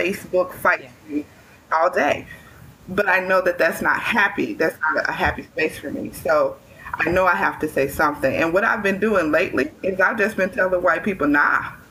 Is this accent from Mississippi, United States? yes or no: yes; Mississippi, United States; I have grown up and lived in the South all of my life